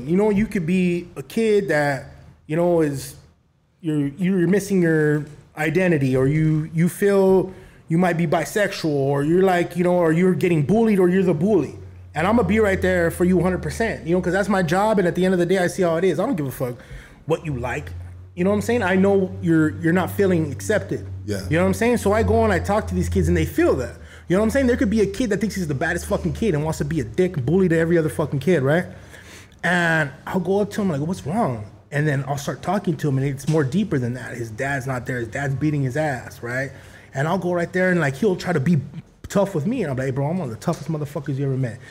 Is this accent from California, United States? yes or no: yes; El Monte, California, United States; I grew up in Monte